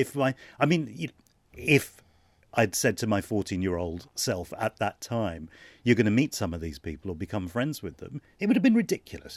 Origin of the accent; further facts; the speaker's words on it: London, United Kingdom; I was born in London